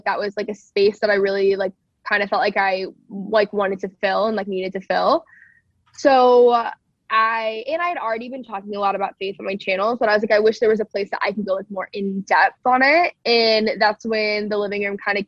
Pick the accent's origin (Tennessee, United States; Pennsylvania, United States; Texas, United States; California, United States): Texas, United States; I grew up in Texas around a lot of like cultural Christianity